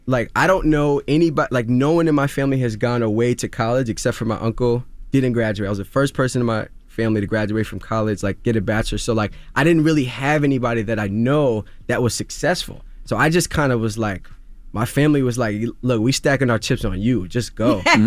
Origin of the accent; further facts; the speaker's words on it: Queens, New York, United States; Growing up in Queens, like a lot of people thought I was going to be this next big basketball star.